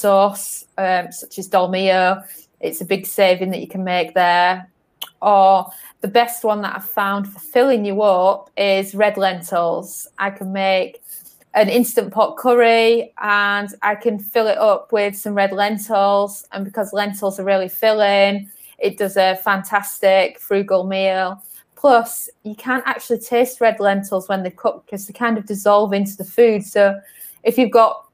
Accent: Northern England, United Kingdom; moved away as an adult; also born or lived in London / Algarve, Portugal; now in Portugal; I was born in London, and then I was raised in Northern England.

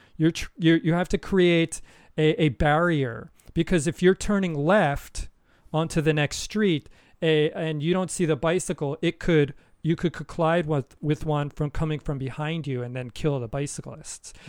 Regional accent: United States; moved away; as an American

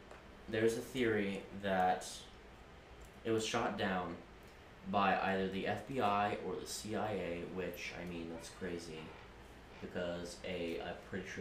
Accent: United States; here in America

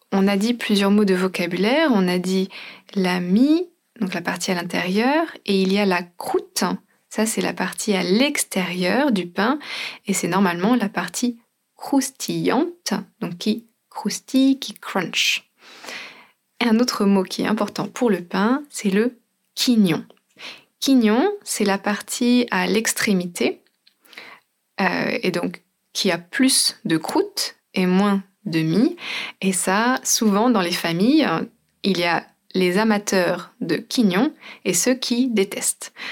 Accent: France; en tant que Française

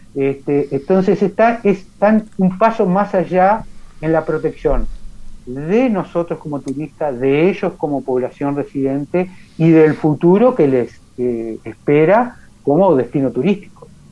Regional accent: Uruguay

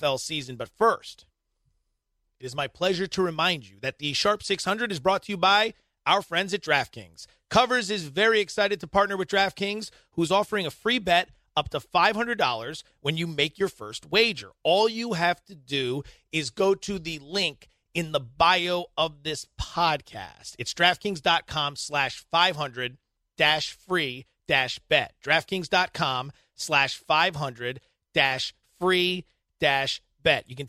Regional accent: Allentown, Pennsylvania, United States; I grew up in Allentown, Pennsylvania

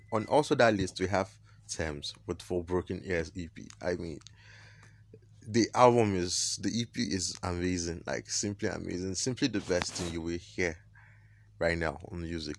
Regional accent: Nigeria; I am Nigerian

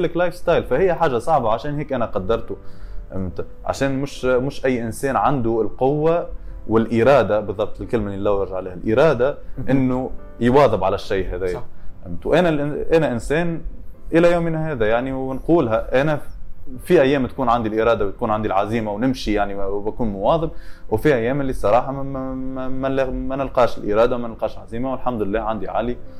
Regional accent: Tunisia; moved away; ولاد الحي ولاد حومتي كلهم

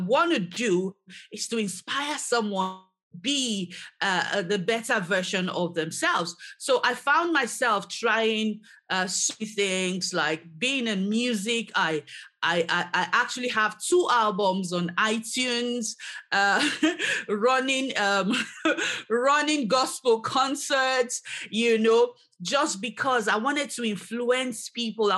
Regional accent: Nigeria; now in Edinburgh, United Kingdom; back in Nigeria, my home country

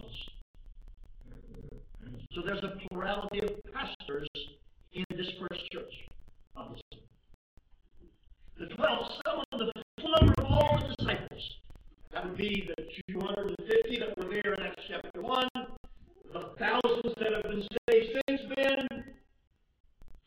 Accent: the South, United States; I was raised in the South when blacks worshiped with blacks and whites worshiped with whites

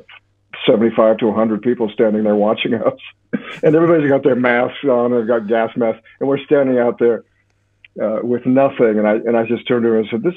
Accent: Alaska, United States; moved away; I was raised in Alaska

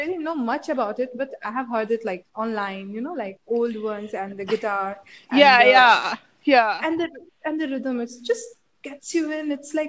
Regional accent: India; I'm from India.

